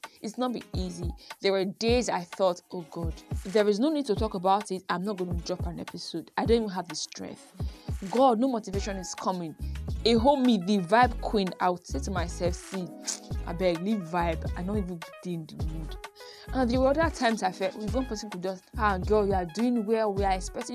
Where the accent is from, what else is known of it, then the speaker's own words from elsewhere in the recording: Benin City, Edo, Nigeria; accent: Benin; my Benin accent